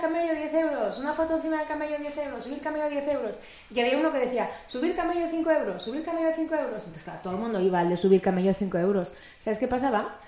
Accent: Madrid, Community of Madrid, Spain; De Madrid

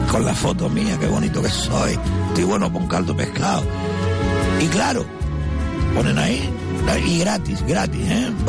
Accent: Telde, Canary Islands, Spain; Ya me da vergüenza decir que soy de Telde.

